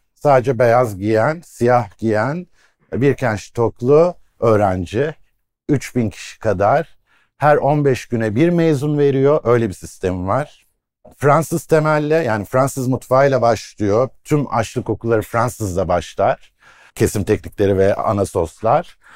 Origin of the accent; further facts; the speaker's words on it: Iskenderun, Hatay, Turkey; Hataylıyım, İskenderunluyum